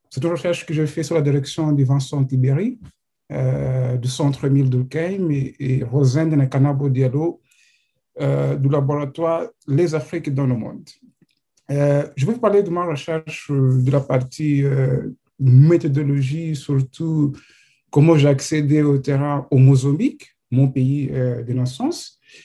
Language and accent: French; Mozambique; je viens de Mozambique